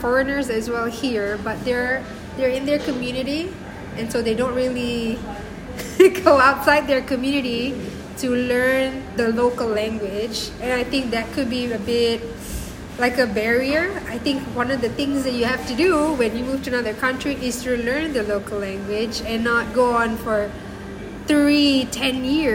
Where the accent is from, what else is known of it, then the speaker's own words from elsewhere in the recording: Singapore; moved away as an adult; also born or lived in Colombia; now in Madrid, Spain; I'm from Singapore originally, born and bred.